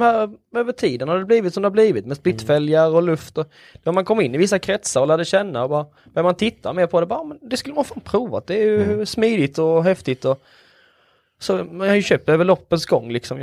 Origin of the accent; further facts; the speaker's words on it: Halmstad, Halland County, Sweden; från Halmstad.